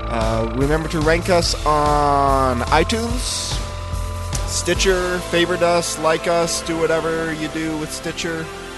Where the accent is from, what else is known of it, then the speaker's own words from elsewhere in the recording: Oregon, United States; Yeah, it's got a pungent odor, but I'm from Oregon.